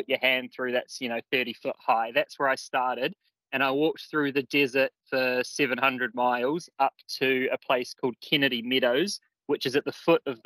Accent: New Zealand; I'm from New Zealand.

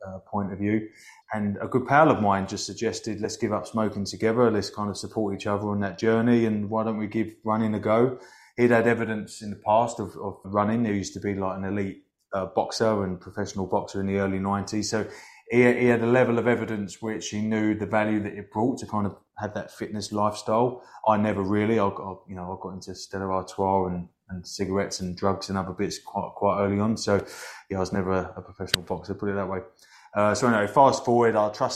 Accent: Hoddesdon, East of England, United Kingdom; my hometown of Hoddesdon in Hertfordshire, just outside of North London

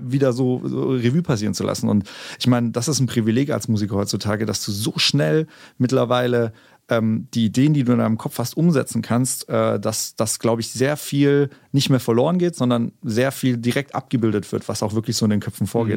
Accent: Konstanz, Baden-Württemberg, Germany; first language German; moved away as an adult; now in Berlin, Germany; meine Heimstadt Konstanz-Bodensee, mhm. also die Gegend, da komme ich her

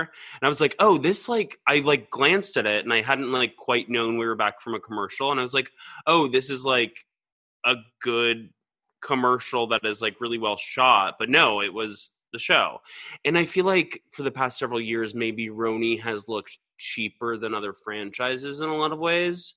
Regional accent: Georgia, United States; moved away; also born or lived in New York; I'm from Georgia

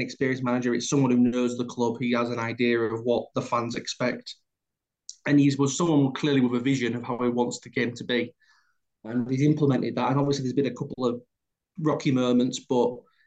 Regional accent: Hull, Yorkshire and the Humber, United Kingdom; I'm from Hull

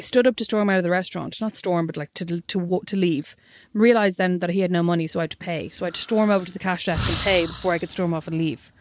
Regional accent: Kildare, Leinster, Ireland; I'm obviously from Kildare

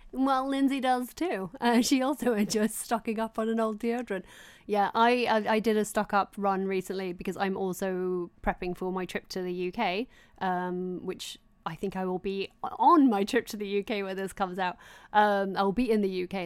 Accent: Doncaster, Yorkshire and the Humber, United Kingdom; growing up in Doncaster

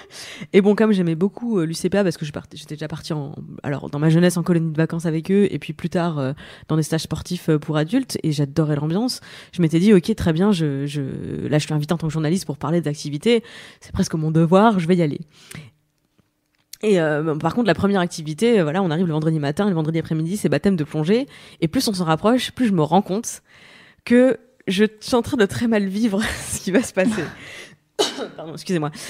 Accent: Grand Est, France; En Moselle.

